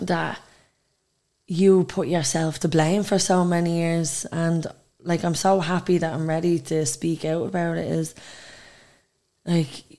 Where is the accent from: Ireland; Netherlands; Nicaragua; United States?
Ireland; Dublin, Leinster; I come from Dublin. Dublin 1